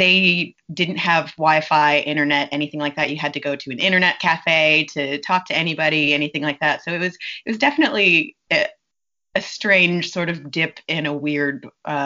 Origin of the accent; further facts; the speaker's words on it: Irmo, South Carolina, United States; also born or lived in Michigan / Boston / Italy; I lived in Irmo